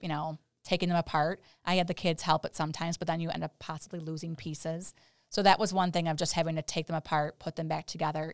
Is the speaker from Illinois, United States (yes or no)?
yes; Chicago, Illinois, United States; being in Chicago, my, grew up here too